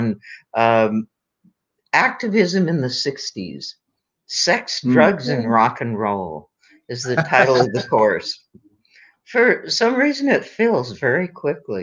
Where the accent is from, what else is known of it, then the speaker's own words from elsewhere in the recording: Aberdeen, South Dakota, United States; my hometown of Aberdeen, South Dakota